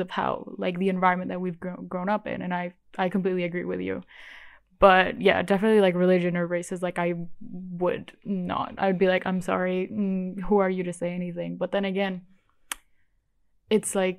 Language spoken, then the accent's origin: English; Bali, Indonesia; I pretty much grew up in Indonesia. Like, I've lived here for my entire life in Bali.